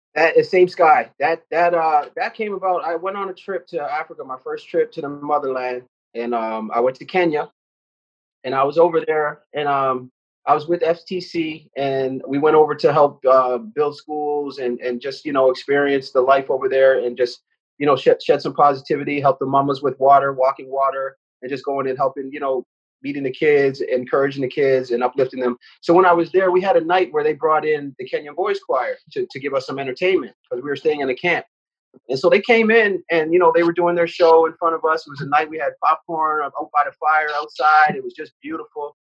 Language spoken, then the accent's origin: English; Halifax, Nova Scotia, Canada; now in Toronto, Canada; I have nothing but beautiful, fond memories um, of living and growing up on the East Coast